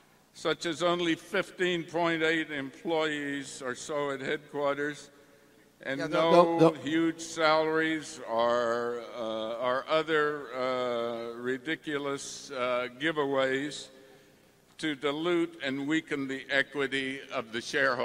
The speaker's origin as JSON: {"language": "English", "town": "Houston", "region": "Texas", "country": "United States", "said": "Good morning. … from Houston, Texas."}